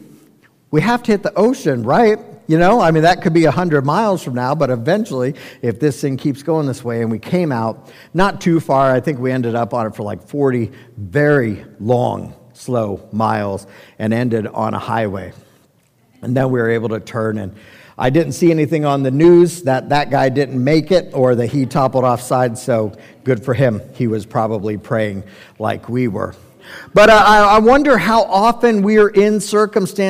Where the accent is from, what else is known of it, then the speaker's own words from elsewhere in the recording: Colorado, United States; we're from Colorado.